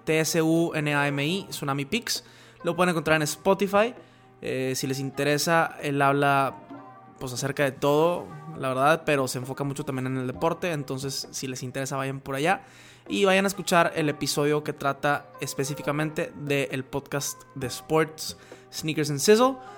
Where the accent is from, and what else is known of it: Mexico